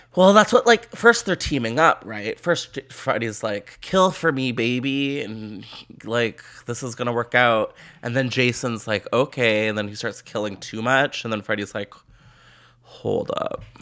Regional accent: Canada; as a Canadian

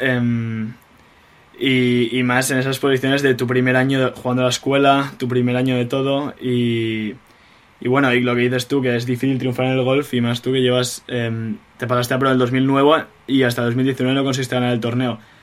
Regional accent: Spain; moved away; los españoles somos así

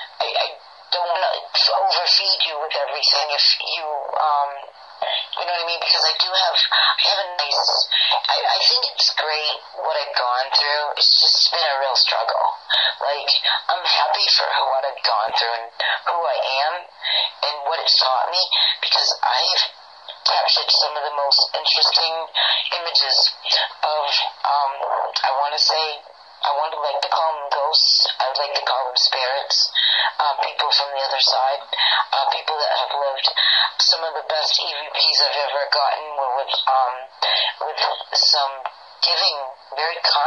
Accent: Maine, United States; I'm from Maine

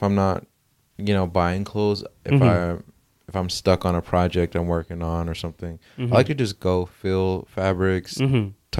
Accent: New Jersey, United States; now in Los Angeles, United States; I grew up in Jersey.

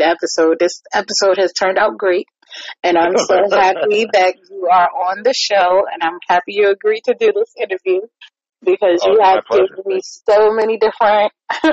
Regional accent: New York, United States; now in Virginia, United States; me being a New Yorker

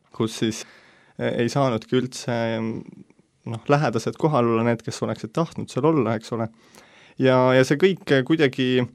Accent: Tallinn, Harju County, Estonia; sündinud, kasvanud Tallinnas ja siiamaani elan Tallinnas

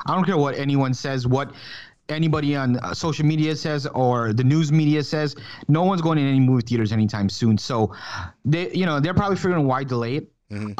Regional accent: Jacksonville, Florida, United States; jacksonville my hometown state florida

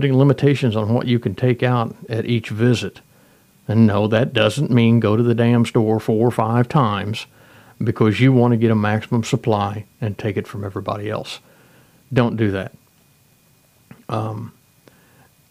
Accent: United States; We're all American citizens. We all live here in the United States

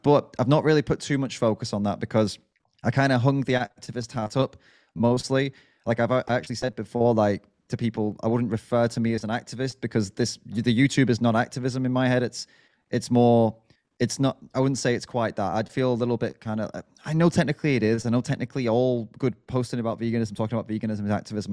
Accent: United Kingdom

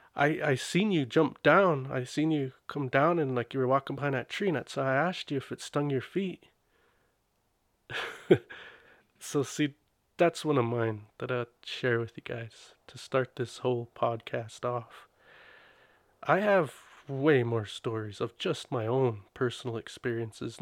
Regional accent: Blackfeet Reservation, Montana, United States; I was born in Montana, raised on a res.

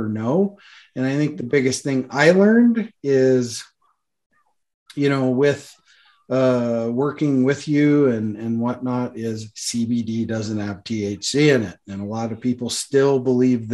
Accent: Montana, United States; Montana and my home state too

